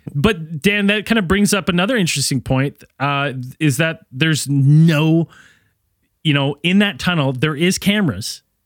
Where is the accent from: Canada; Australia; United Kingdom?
Canada; my hometown